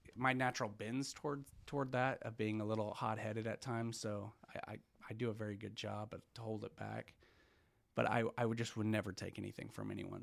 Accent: Broken Arrow, Oklahoma, United States; also born or lived in Tulsa, Oklahoma; born in Tulsa, grew up on the main streets of seventy-first

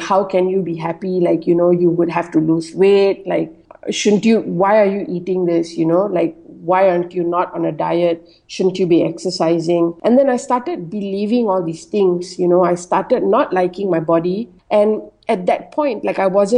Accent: Malaysia; I'm Malaysian Indian, and I was born and bred in Malaysia

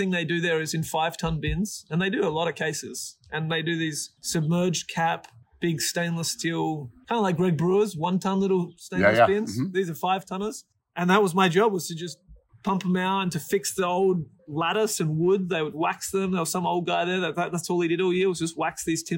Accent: Adelaide, South Australia, Australia; moved away as an adult; now in United States; I grew up in Adelaide in Australia

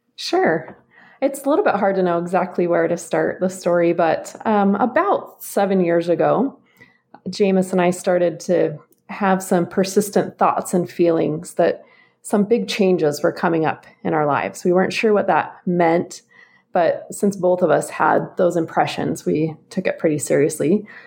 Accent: Boise, Idaho, United States; now in Utah, United States; I'm originally from the Boise area in Idaho

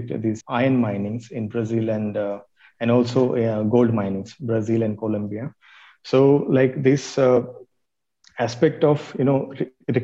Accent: Maharashtra, India; in some places in Maharashtra, where my hometown is

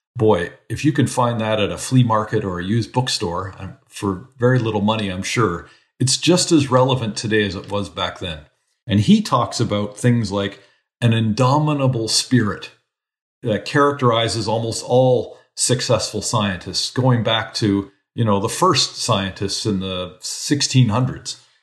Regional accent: Canada; moved away as an adult; also born or lived in New Zealand / United States; as a Canadian

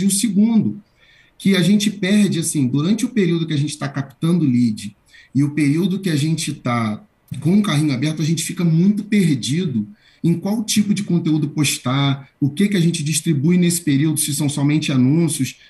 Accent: Rio de Janeiro, Brazil; now in São Paulo, Brazil; Eu falo de São Paulo. Sou do Rio de Janeiro, mas falo de São Paulo.

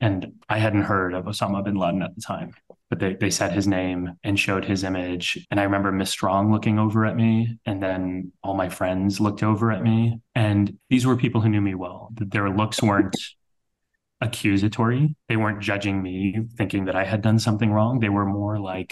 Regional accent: South Texas, United States; now in New York, United States; I was born and raised in Texas, one of the very few Sikh families wearing turbans in South Texas, where we grew up

